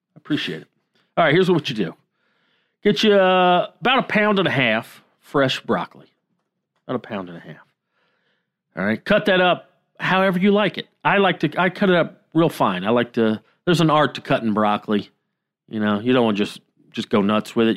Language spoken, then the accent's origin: English; the South, United States; My whole fucking childhood, growing up in the South